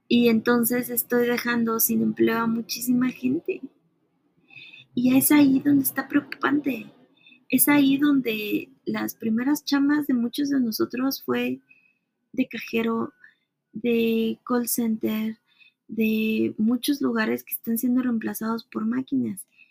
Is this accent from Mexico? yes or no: yes; Mexico; mujer, como latina, como mexicana, como treintona